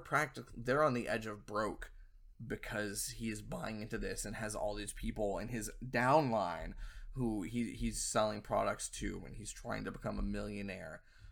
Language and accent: English; Southern US, United States; I'm from the South. Most of my family is rednecks, and I can't even do a half-shit Southern accent.